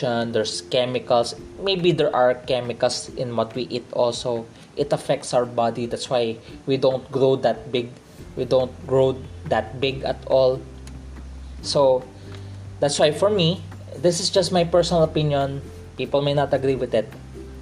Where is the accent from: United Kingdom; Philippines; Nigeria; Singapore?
Philippines; accent: Filipino English; I'm a Filipino in the Philippines. We have a Filipino English